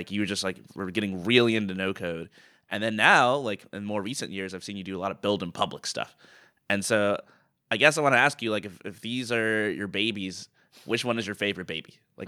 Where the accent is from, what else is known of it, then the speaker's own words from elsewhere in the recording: Atlanta, Georgia, United States; We grew up in Atlanta, so our mom is there.